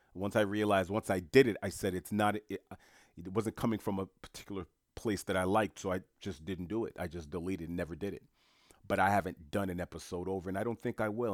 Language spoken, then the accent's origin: English; New York City, New York, United States; also born or lived in Haiti (ancestry); I'm born and raised in New York City